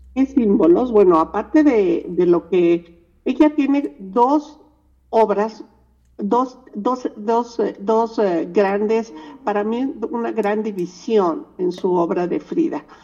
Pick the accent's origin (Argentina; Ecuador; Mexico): Mexico; Nosotros somos mexicanas